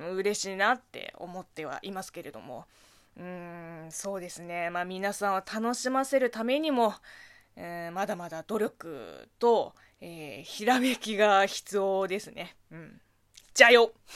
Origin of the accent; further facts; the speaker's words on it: China; Japanese is a second language; moved away; 中国生まれ、中国育ちの私